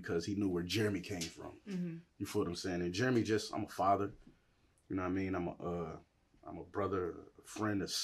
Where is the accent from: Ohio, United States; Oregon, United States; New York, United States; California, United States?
New York, United States; Buffalo; To spend 20 years of that in the streets on the east side of Buffalo